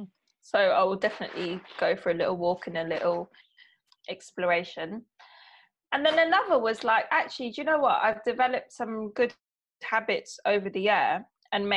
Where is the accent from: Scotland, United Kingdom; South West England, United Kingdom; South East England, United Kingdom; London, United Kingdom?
London, United Kingdom; I'm from London, the land of pigeons